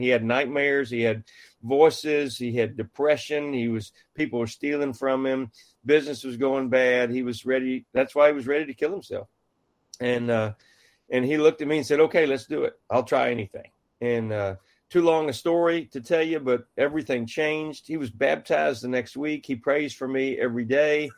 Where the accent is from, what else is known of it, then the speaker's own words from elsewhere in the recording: central Texas, United States; my dad was the mayor of my hometown, a small town of 2,000 in central Texas